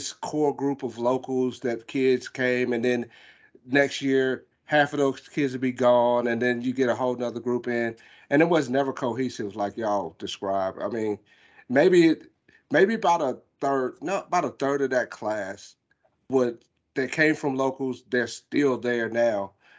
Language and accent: English; Myrtle Beach, South Carolina, United States; I grew up in Myrtle Beach